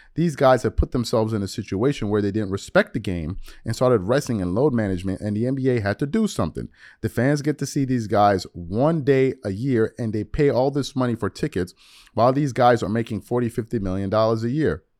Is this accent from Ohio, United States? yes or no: no; New York, United States; as a New Yorker